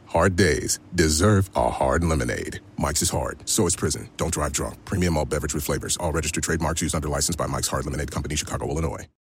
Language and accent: English; Wolverhampton, West Midlands, United Kingdom; I'm from Wolverhampton